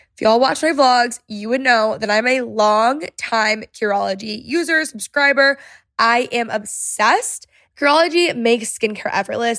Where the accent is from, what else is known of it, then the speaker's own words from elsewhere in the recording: Texas, United States; I'm also Texan